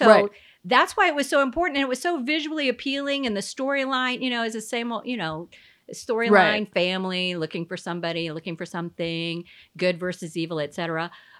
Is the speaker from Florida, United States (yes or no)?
yes; Florida, United States; And Bridget, and you know, because we're from Florida, everybody thinks we're crazy, so.